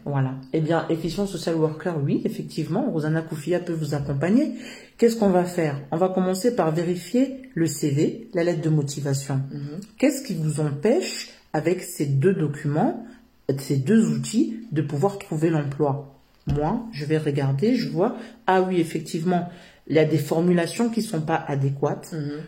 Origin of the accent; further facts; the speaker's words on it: Yvelines and Val-d'Oise, Île-de-France, France; Je suis africaine d'origine congolaise. Et je suis née en France. Euh, j'ai toujours vécu euh, dans les territoires. Euh, Yveline et valdoise